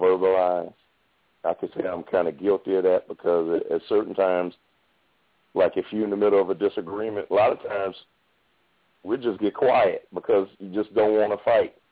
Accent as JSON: {"language": "English", "town": "New Orleans", "region": "Louisiana", "country": "United States", "said": "I'm I'm from New Orleans"}